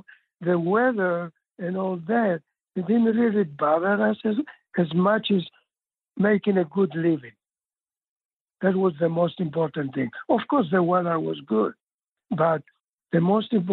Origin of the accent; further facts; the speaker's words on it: Rhodes, South Aegean, Greece; also born or lived in Australia / Florida / Oklahoma; now in Missouri, United States; I grew up in Rhodes, where near the sea